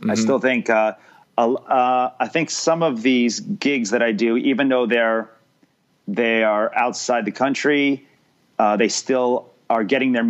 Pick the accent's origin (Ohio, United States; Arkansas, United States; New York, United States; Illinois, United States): New York, United States; also born or lived in Miami; now in Los Angeles, United States; Yeah, it might have helped that I grew up right outside New York.